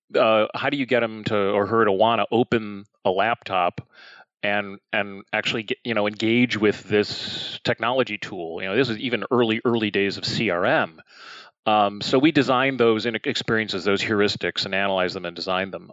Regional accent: Chicago, Illinois, United States; moved away as an adult; also born or lived in New York; I grew up in Chicago, which is the the third largest city here in the United States and grew up in the city.

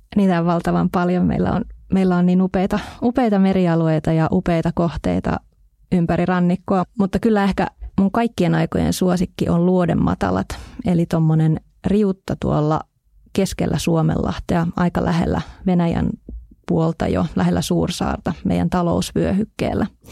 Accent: Hamina, Kymenlaakso, Finland; minun kotipuolessani tuolla Hamina edustalla oleva Summanlahti

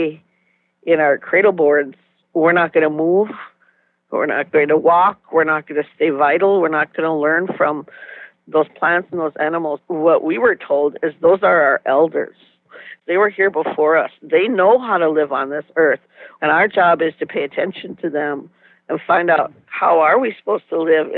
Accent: United States; now in Minneapolis-St. Paul, United States; I'm from Tonawanda Reservation, and right now I'm working at the Dream Wild Health Farm.

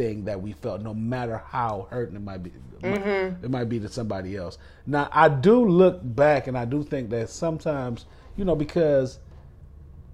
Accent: Jamaica; I'm from Jamaica, so strong accent.

